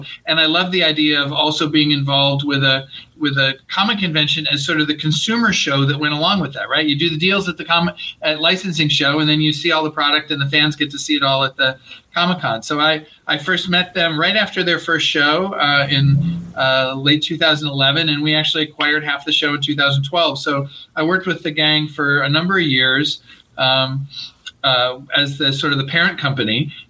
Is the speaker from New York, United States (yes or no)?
yes; Rochester, New York, United States; moved away as an adult; now in Los Angeles, United States; I grew up in upstate New York, grew up in Rochester, New York. And after college, was in New York for 10 years and moved out to LA in 94 to work for Disney.